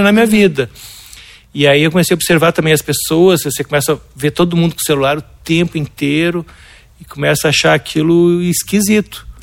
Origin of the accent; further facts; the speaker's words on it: Porto Alegre, Rio Grande do Sul, Brazil; Nasci em Porto Alegre